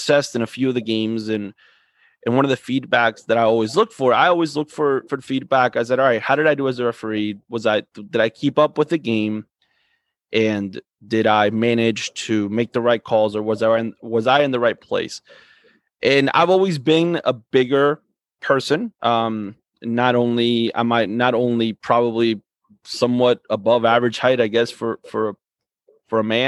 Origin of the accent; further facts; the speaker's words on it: Coral Springs, Florida, United States; We grew up in the same town of Coral Springs, grew up in playing in the same soccer club